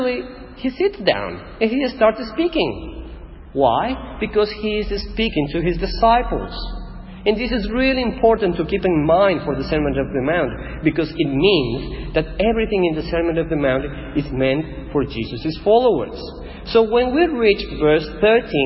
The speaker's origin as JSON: {"language": "English", "country": "Ecuador", "tie": "born or raised there", "first_language": "Spanish", "second_language": "English", "moved": "as an adult", "lives_now": "Australia", "said": "I'm Ecuadorian. This is my home, this is my town."}